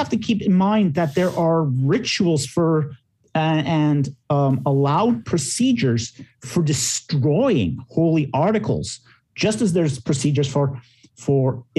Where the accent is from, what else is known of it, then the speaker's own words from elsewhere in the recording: Canada; I say this as a Canadian.